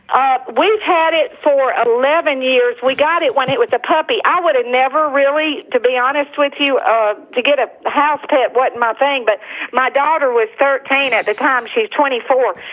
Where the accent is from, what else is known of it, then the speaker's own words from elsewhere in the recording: Tuscaloosa, Alabama, United States; moved away; also born or lived in New Orleans, Louisiana; I was raised in Tuscaloosa